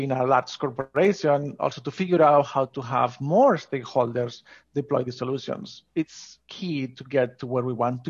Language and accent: English; Asturias, Spain; I grew up in Spain, in North Coast, called Asturias.